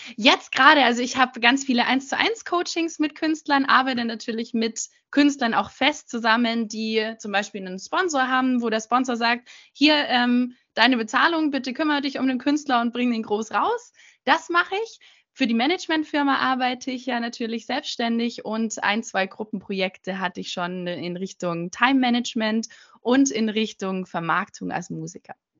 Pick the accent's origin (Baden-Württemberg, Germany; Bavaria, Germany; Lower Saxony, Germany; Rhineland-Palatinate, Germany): Bavaria, Germany; Munich; also born or lived in London / Los Angeles; ich komme original aus München und lebe aktuell gerade in München